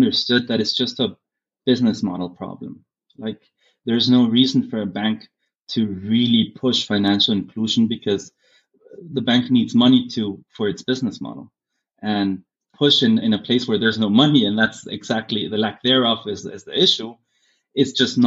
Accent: Germany; now in Guatemala; having grown up in Germany gave me a different perspective

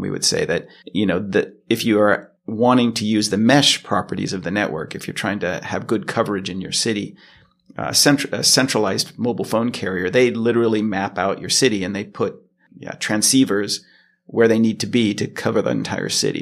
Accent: Los Angeles, California, United States; moved away as an adult; now in Sweden; I'm originally from California, from Los Angeles. And, uh, that's where I spent most of my life.

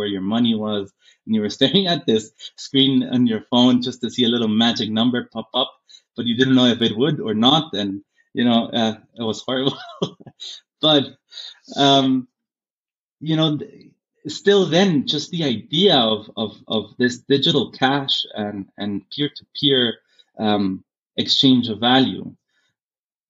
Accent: Germany; now in Guatemala; having grown up in Germany gave me a different perspective

